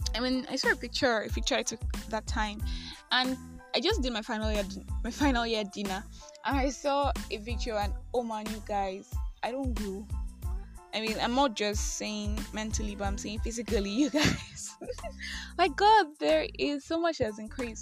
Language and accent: English; Nigeria; I am that Nigerian Christian talkaholic